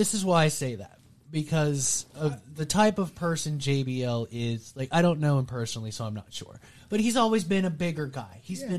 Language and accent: English; Texas, United States; I'm from Texas.